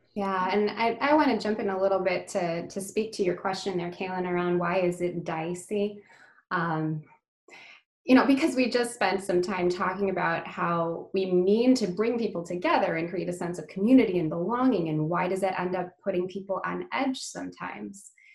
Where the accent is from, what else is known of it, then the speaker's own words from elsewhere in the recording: United States; I'm Indian uh, as far as my uh, my heritage and my culture, but I, I was born and raised in the US